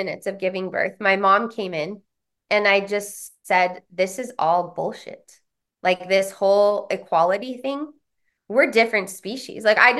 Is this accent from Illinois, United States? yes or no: no; San Diego, California, United States; also born or lived in Boulder, Colorado; because I come from San Diego, Boulder, Colorado, the bastions of human potential movement